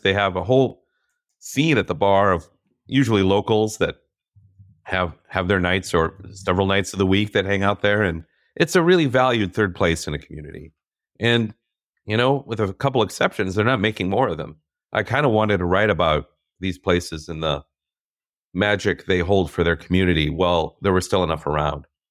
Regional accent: Minnesota, United States; growing up in Minnesota

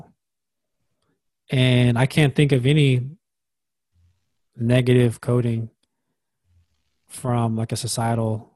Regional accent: United States; it's also part of being American.

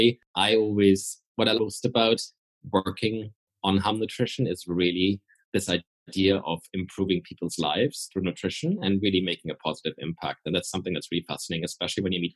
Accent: Germany; moved away; also born or lived in Austria / Paris, France / United Kingdom; I'm originally from Austria and Germany. I'm half German, half Austrian. But I left Germany a long time ago

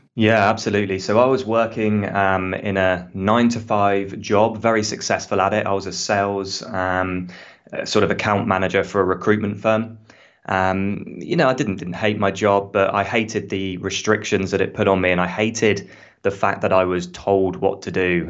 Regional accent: United Kingdom; accent: British; now in Australia; as you can hear from my accent, I'm British

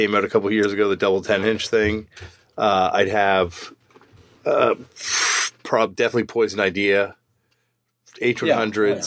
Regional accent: Toronto, Ontario, Canada; I'm from Toronto

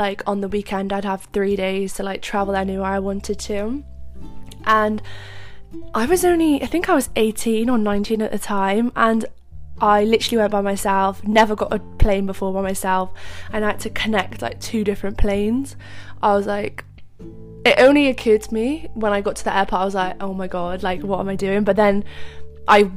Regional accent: Cardiff, Wales, United Kingdom; I'm from Cardiff, but I went to London

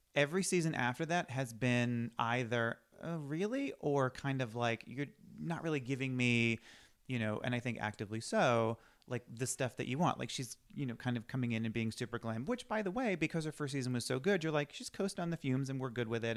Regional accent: Boston, Massachusetts, United States; now in Los Angeles, United States; I'm from Boston

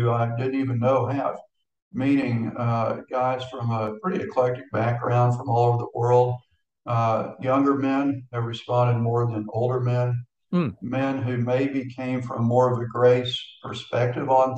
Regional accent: Houston, Texas, United States; moved away as an adult; now in Florida, United States; born and raised in Houston, and my entire ministry was in Texas

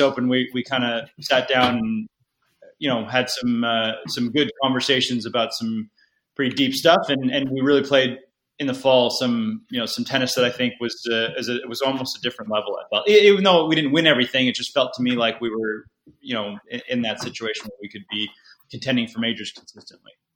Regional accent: United States

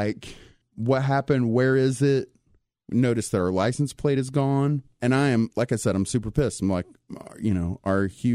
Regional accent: East Texas, United States; I'm from East Texas. I've been in the woods all my life

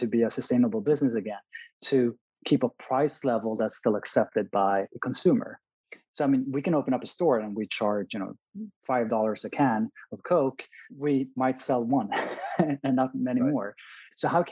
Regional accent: Stockholm, Stockholm County, Sweden; Born and raised in Stockholm

